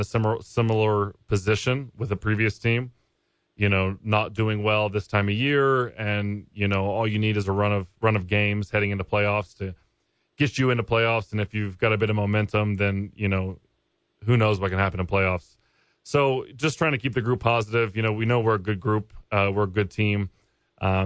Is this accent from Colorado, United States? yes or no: no; Norman, Oklahoma, United States; moved away; I'm from Norman, Oklahoma. Super proud to be from there.